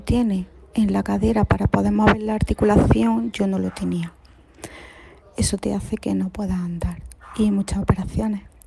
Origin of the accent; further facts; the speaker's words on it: Granada, Andalusia, Spain; por el acento podéis ver que soy de Granada